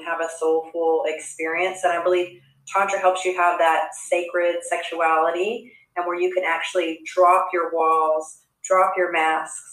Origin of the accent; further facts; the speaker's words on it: Texas, United States; I grew up in Texas